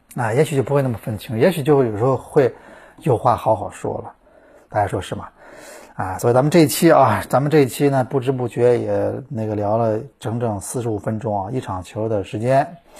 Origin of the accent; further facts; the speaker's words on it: China; 我们中国人